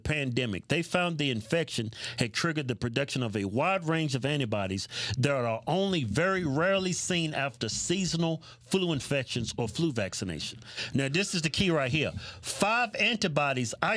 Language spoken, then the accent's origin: English; the South, United States; I'm from the South